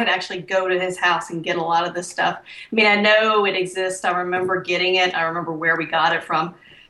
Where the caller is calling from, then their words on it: south of Houston, Lake City, Texas, United States; I'm calling from south of Houston.